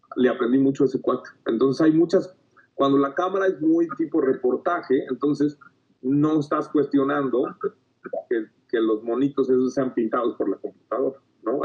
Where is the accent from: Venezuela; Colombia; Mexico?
Mexico; tenemos mucho, como mexicanos